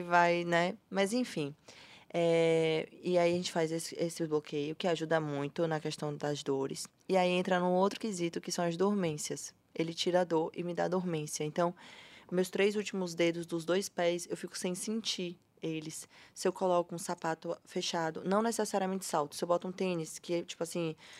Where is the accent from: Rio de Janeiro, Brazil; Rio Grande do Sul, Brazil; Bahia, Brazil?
Bahia, Brazil; Salvador; Eu sou nascida e criada em Salvador.